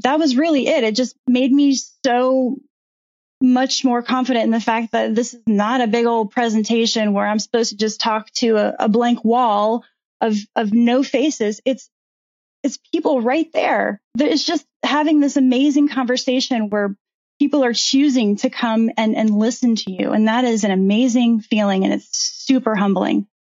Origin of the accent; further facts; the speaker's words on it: Virginia Beach, Virginia, United States; I grew up in Virginia Beach